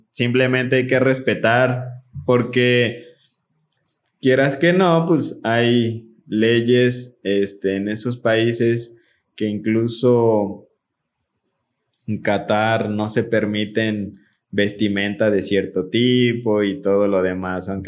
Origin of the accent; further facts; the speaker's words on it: Mexico; así somos los mexicanos